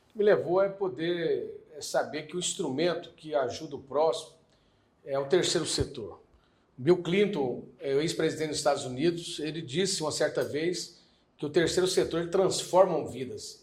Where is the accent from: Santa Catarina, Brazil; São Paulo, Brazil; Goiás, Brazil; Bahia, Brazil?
Goiás, Brazil; Goiânia; Eu, particularmente, nasci em Goiânia